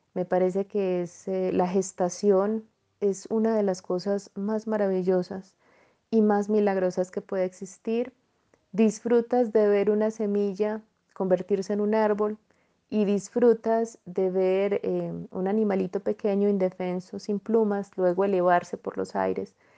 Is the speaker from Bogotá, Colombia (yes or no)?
no; Jericó, Antioquia, Colombia; also born or lived in Medellín, Colombia; Yo nací en Medellín, Colombia, pero me trasladé a vivir a los ocho añitos a el municipio de Jericó, Antioquia